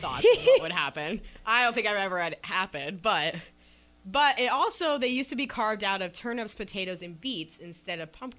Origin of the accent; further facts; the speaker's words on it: Columbus, Ohio, United States; where I grew up in Columbus, Ohio